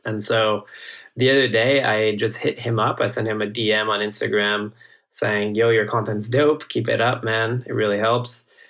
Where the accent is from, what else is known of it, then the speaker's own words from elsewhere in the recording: northeast France, France; moved away as an adult; also born or lived in Silicon Valley; I grew up in France, in the northeast of France, like a little small wine growing region